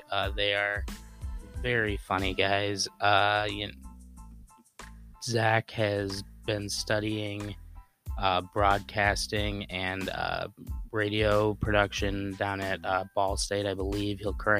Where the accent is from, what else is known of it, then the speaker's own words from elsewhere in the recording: Northwest Indiana, United States; We grew up together in Indiana, in the region, as the part of Indiana that we grew up in is known.